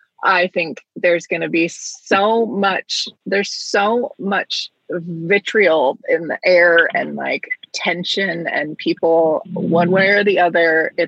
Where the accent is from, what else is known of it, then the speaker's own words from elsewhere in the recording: United States; a U.S. citizen, born and raised. Never have been to Canada.